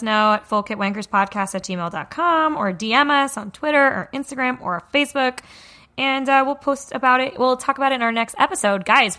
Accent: North East England, United Kingdom; And that's why I'm a Geordie.

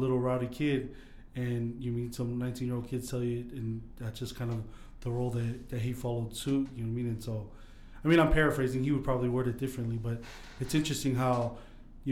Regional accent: Sandy, Utah, United States; I grew up here in Utah

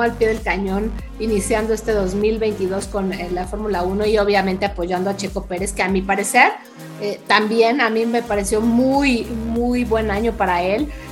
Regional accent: Mexico

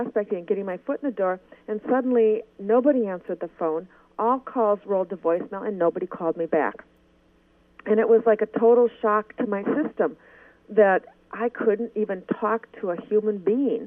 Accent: Minnesota, United States; You can tell I'm from Minnesota

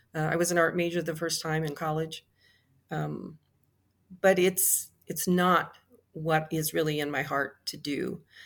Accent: Midwest, United States; I grew up in the Cold War. Um, I remember the Cuban Missile Crisis. I remember a lot of fear. We lived in the Midwest

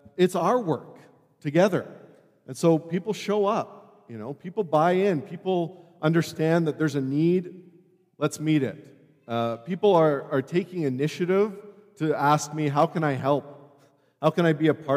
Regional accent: Calgary, Alberta, Canada; moved away as an adult; I grew up here in Calgary at a very healthy church in the Northwest

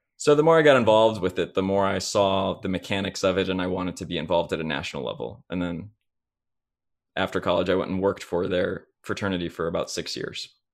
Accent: Chicago, Illinois, United States; now in Indianapolis, United States; I'm from Chicago, Illinois area

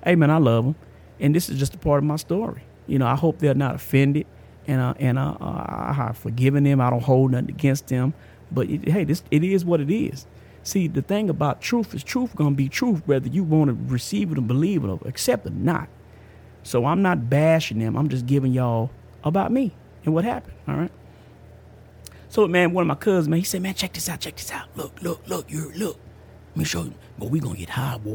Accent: outskirts of Tampa, Florida, United States; also born or lived in Amarillo, Texas; About at the age of 3 or 4, moved out to Florida. And because my mama, grandmama, people, they from Tampa. They from outside. They out Tampa, Florida, the outskirts in the country of Florida, right? Went out there and growed up, man.

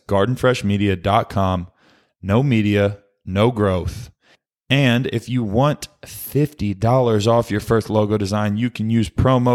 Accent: Dallas-Fort Worth area, Texas, United States; I also spent my time in the DFW area growing up.

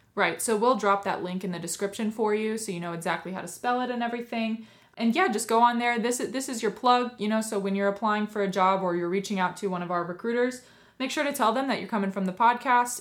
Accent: West Coast, United States; I'm from the West Coast.

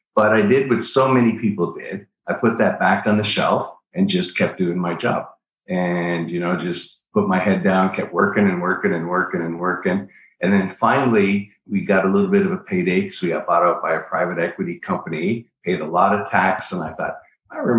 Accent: Niagara Falls, Ontario, Canada; moved away; also born or lived in Orlando, Florida; I'm originally from Niagara Falls, Canada

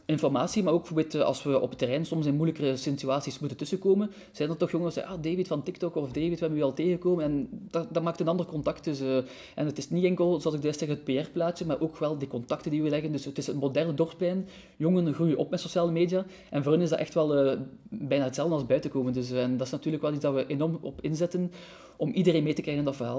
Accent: Ghent, Flanders, Belgium; moved away as an adult; now in Brussels, Belgium; ben ik altijd een beetje een Gentenaar gebleven. Je hoort dat misschien soms nog een beetje

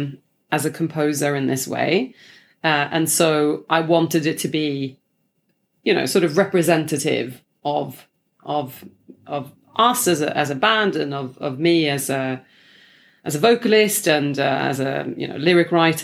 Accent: Sweden; English is a second language; now in London, United Kingdom; Actually, I used to have an American accent because I was just like watching a lot of Friends, you know, growing up in Sweden. And then when I moved here, I just switched like on the day

